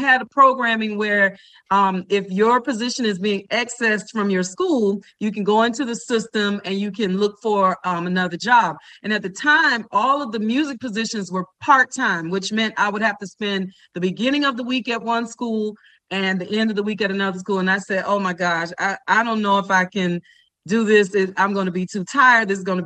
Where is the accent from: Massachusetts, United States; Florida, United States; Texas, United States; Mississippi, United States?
Florida, United States; Miami; also born or lived in Washington, D.C.; I'm born and raised in Miami, Florida.